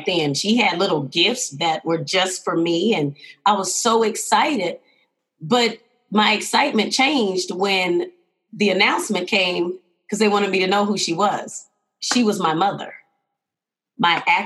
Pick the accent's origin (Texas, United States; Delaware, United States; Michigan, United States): Texas, United States; Houston; now in Denver, United States; I am originally from Houston, Texas. Always got to give a shout out to the hometown